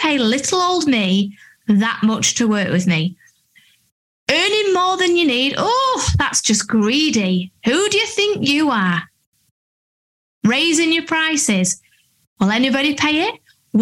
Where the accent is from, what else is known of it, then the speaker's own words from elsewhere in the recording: Doncaster, Yorkshire and the Humber, United Kingdom; moved away as an adult; also born or lived in London; I'm from Doncaster